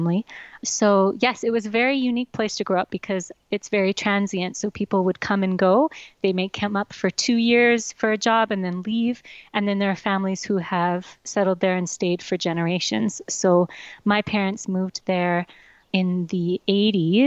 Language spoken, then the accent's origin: English; Yellowknife, Northwest Territories, Canada; I grew up in Yellowknife, Northwest Territories